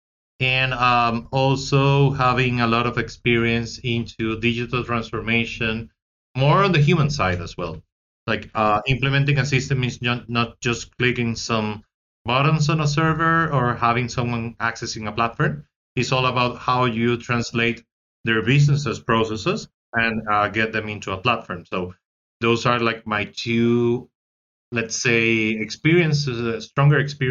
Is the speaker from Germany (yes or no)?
no; Venezuela; I am from Venezuela